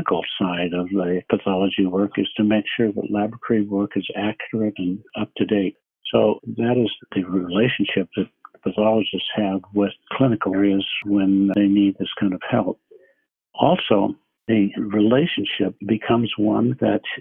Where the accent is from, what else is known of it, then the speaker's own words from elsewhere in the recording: eastern Nebraska, United States; I grew up in a small town in eastern Nebraska